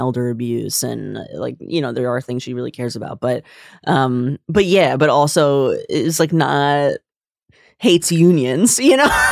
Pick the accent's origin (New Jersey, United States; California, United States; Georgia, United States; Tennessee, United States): New Jersey, United States; Bergen County, northern; also born or lived in New York City / Boston / Jerusalem; I am from northern New Jersey, from Bergen County